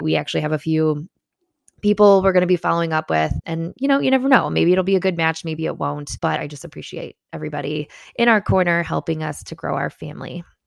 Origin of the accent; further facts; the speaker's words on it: Chicago, Illinois, United States; as a Chicagoan